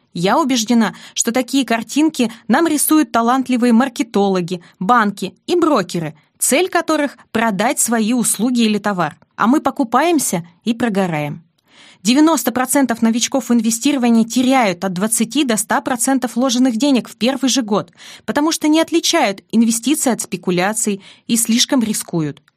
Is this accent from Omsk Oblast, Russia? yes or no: no; Vologda, Vologda Oblast, Russia; moved away as an adult; also born or lived in Saint Petersburg; Я родилась в Вологде, третьим ребенком из четверых